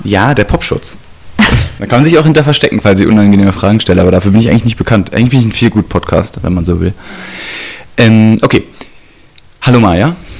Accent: Berlin, Germany; also born or lived in Schöneweide; ich bin aus Ostberlin und Ostberlin war auch im Osten immer special

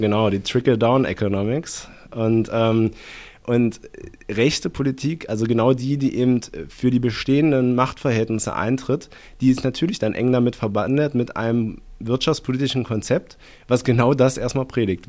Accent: East Germany, Germany; bin ich Ossi

